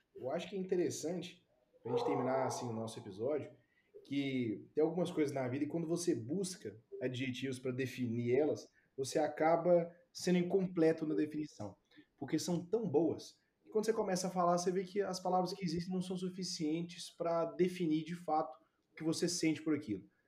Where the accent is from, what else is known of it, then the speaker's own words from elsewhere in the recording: Ipatinga, Minas Gerais, Brazil; moved away; Patinga eu estou acostumado com temperatura. Minha cidade natal